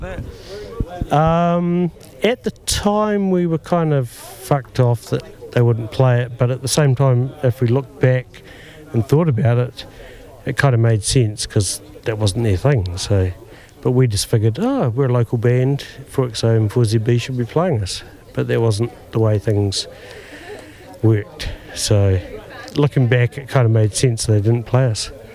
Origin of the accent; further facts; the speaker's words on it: Mosgiel, Otago, New Zealand; I grew up in Mosgiel